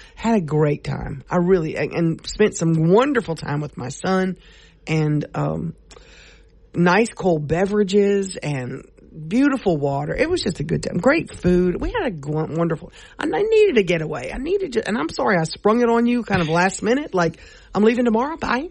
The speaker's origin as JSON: {"language": "English", "region": "Louisiana", "country": "United States", "said": "we're from Massachusetts, and we're from Louisiana"}